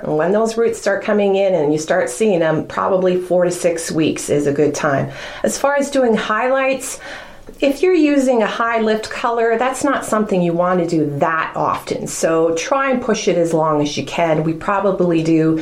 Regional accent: Newmarket, Ontario, Canada; moved away as an adult; now in Wasaga Beach, Canada; being a Newmarket girl going to Yorkville

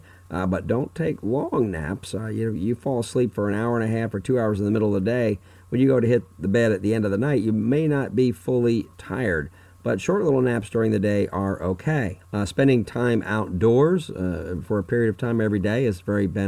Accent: Fort Myers, Florida, United States; my hometown of Fort Myers, Florida

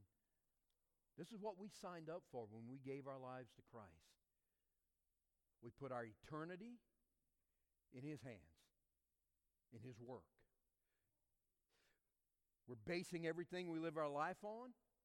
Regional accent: Louisiana bayou, United States; accent: Cajun; moved away as an adult; now in Newberry, United States; I was a Cajun from the Bayou. I didn't talk quite as bad as Coach O for LSU. I didn't talk like that, you know. But I had a Cajun accent

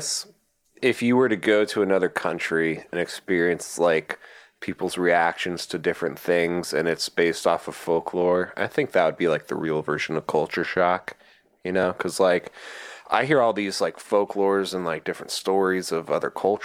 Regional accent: United States

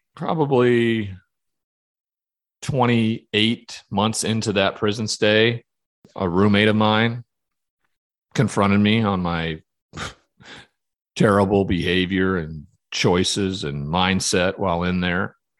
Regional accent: Montana, United States; growing up in Montana in that cowboy culture

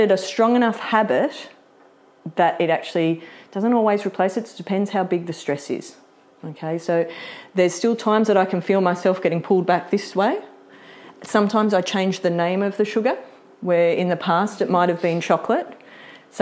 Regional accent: Sydney, New South Wales, Australia; moved away; I grew up in Sydney

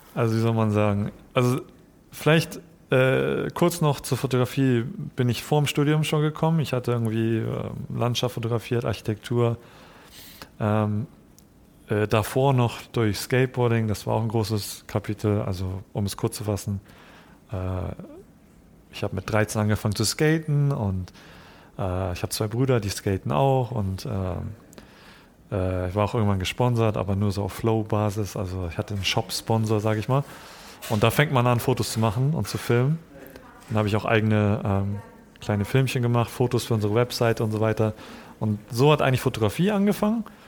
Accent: Hamburg, Germany; also born or lived in Japan; Also ich bin in Japan geboren, aber mit eins dann nach, Jap mhm. äh, nach Hamburg gekommen

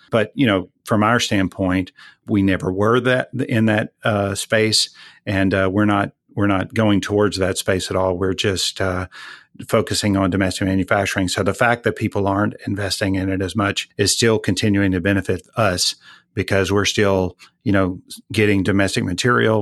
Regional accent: Texas, United States; I'm sixth generation Texan, so I go way back

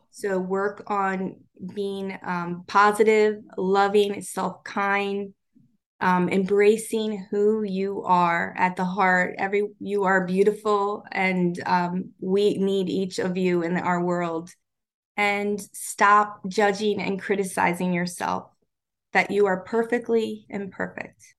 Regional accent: Baltimore, Maryland, United States

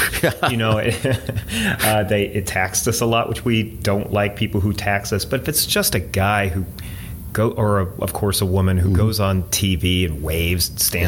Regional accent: United States; We're American.

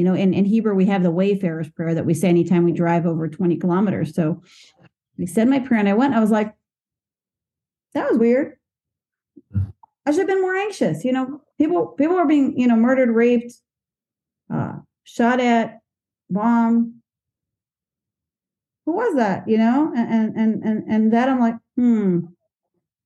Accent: United States; now in Israel; I'm an American expat living in Israel

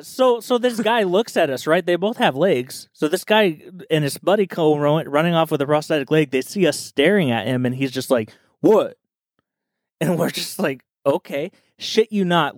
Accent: Southern California, United States; growing up in SoCal

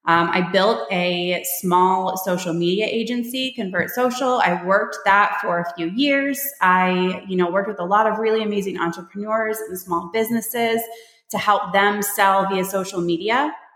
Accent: Michigan, United States; also born or lived in Panama; now in Texas, United States; I'm originally from Michigan. I've moved all over the place. I live in Texas now. I moved here from Panama.

